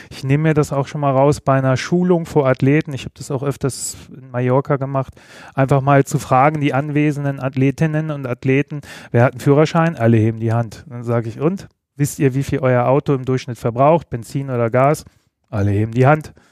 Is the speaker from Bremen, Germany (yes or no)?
yes; Bremen, Germany; Weder noch. Ich bin gebürtiger Bremer.